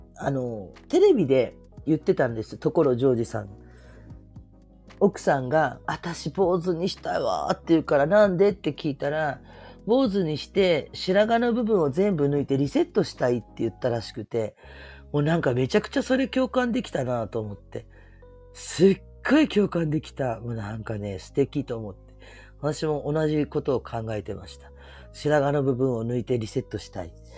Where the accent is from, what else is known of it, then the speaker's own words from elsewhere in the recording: Kyushu, Japan; moved away; 私九州の出身で